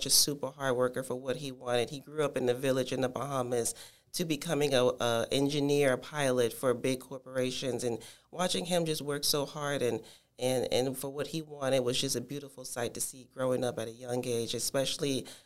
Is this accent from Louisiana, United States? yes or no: no; Tampa, Florida, United States; also born or lived in Miami, Florida / Washington, D.C.; my hometown is Miami, Florida, but I grew up here in Tampa, Florida